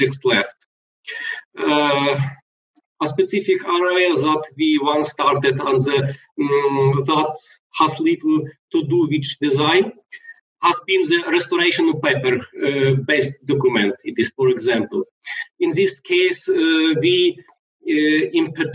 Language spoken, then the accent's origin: English; Lviv, Lviv Oblast, Ukraine; in my hometown, a lot of jobs are provided by the IT industry